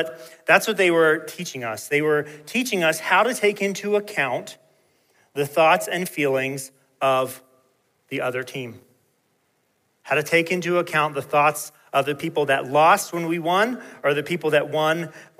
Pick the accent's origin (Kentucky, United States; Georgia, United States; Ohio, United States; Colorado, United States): Georgia, United States; Peachtree City; When I was growing up in Peachtree City, Georgia